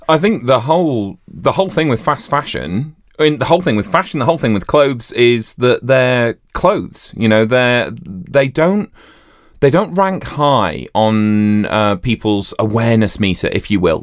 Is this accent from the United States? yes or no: no; Yorkshire and the Humber, United Kingdom; growing up in Yorkshire